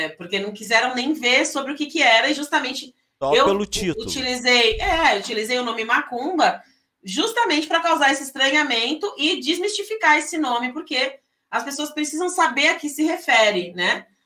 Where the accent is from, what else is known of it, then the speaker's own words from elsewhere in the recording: São Vicente, São Paulo, Brazil; now in São José, Brazil; Eu sou paulista, é, paulista. sou de São Vicente, São Paulo, é o litoral de São Paulo.